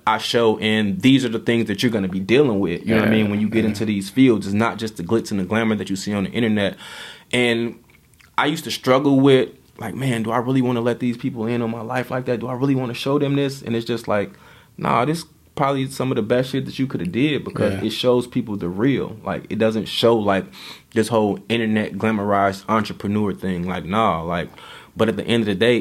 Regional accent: Chicago, Illinois, United States; the way that I grew up thinking in Chicago and the way that my mind was trained in Chicago

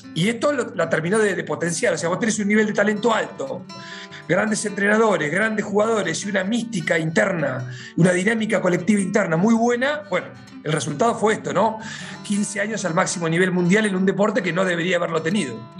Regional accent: near Bahía Blanca, Buenos Aires Province, Argentina; Yo crecí viendo la Liga Nacional, yo soy de, cerca de Bahía Blanca

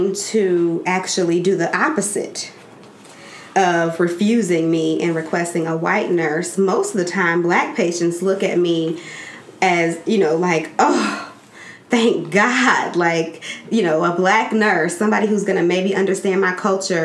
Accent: Gary, Indiana, United States; I'm from Gary. I'm from around the way

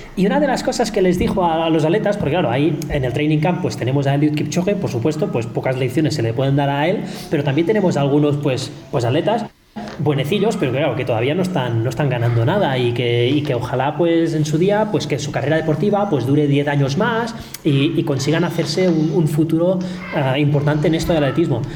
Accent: Spain; now in Kenya; los españoles somos muy españoles

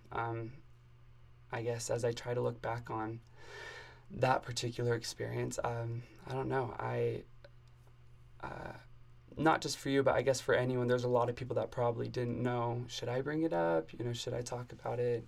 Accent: Arizona, United States; moved away as an adult; also born or lived in Indianapolis, Indiana; now in Provo, United States; I'm from Arizona. Um, and yeah, I lived in Arizona my whole life

